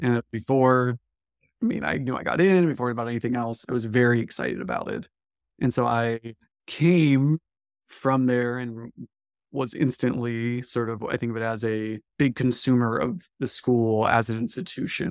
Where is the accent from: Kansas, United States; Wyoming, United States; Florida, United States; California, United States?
Florida, United States; Live Oak; I came to New College from Live Oak, Florida, which is a small sort of culturally, I think of it as a southern Georgia town